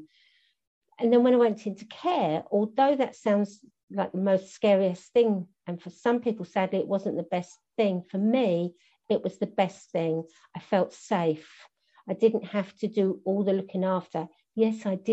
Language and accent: English; Bromley, London, United Kingdom; also born or lived in Penge / Beckenham / Orpington / Thornton Heath; I was all around, generally, the borough of Bromley, apart from 3 years.